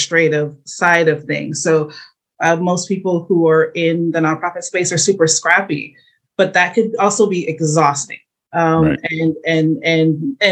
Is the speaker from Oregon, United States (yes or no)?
no; St. Louis, Missouri, United States; I'm from St. Louis